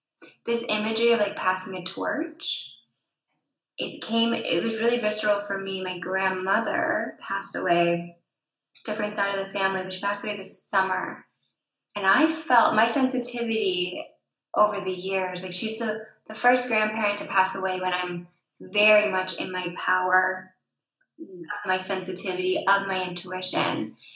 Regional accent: England, United Kingdom; And me as English, I didn't feel that, because they didn't take down my buildings. You know, I'm the one who took down those buildings. So we had a moment as like a partnership of, he's French, I'm English, there's some real history here

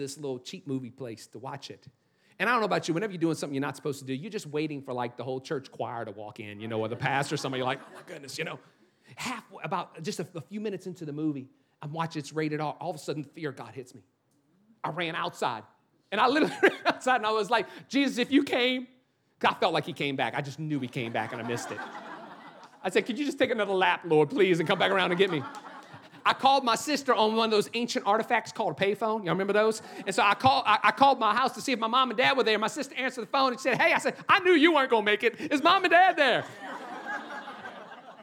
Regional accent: New Orleans, Louisiana, United States; moved away; I'm actually from New Orleans

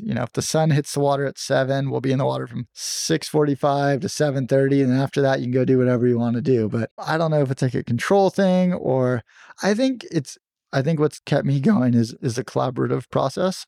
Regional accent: San Diego, California, United States; I grew up in San Diego, and I loved surfing as a little kid

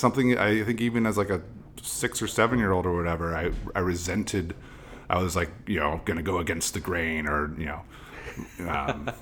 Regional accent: Oakland, California, United States; moved away as an adult; also born or lived in Berkeley, California; now in New York, United States; I'm East Bay. I was born in Berkeley and raised in a tiny little town inside of Oakland.

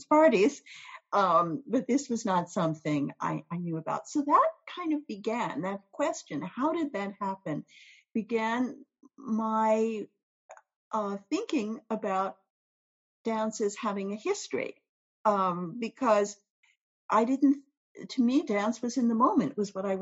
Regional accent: New York City, New York, United States; also born or lived in South America / Europe; I grew up in New York City

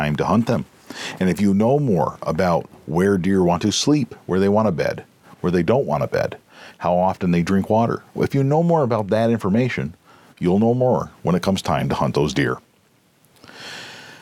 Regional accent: United States; we as Americans

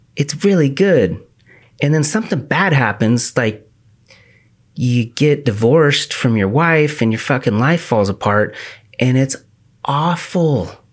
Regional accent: The Dalles, Oregon, United States; I grew up in the Dalles

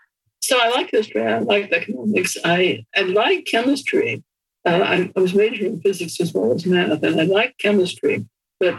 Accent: Nebraska, United States; In Nebraska.

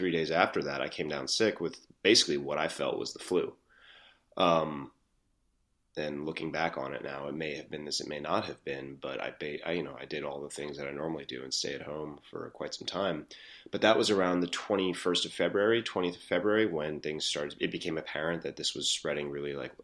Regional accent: New York City, New York, United States; having reported on the city for quite some time, grown up here

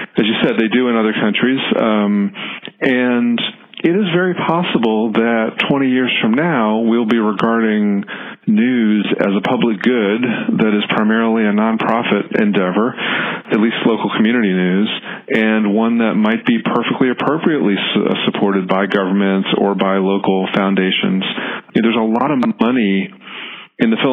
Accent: Washington, District of Columbia, United States; When I grew up in Washington, D.C., we got two newspapers a day.

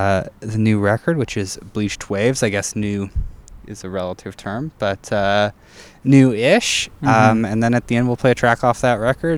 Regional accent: North Battleford, Saskatchewan, Canada; I'm from North Battleford, Saskatchewan

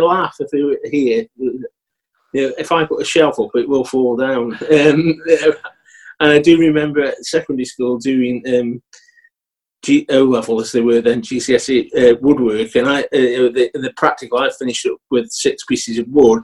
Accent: Stoke-on-Trent, West Midlands, United Kingdom; I grew up in Brindley Ford. So I grew up in a little mining village, you know, typical of North Staffordshire in that sense

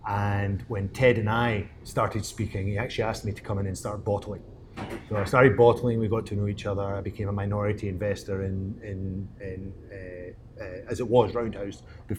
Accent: Scotland, United Kingdom; moved away as an adult; now in Colorado, United States; As you probably recognize my accent, I'm actually not from Colorado, I'm from Scotland. I moved over to Colorado 6 years ago with my wife

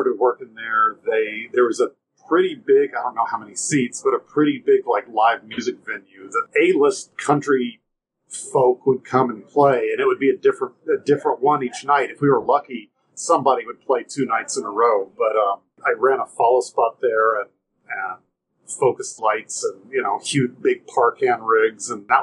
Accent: Nashville, Tennessee, United States; I grew up in Nashville

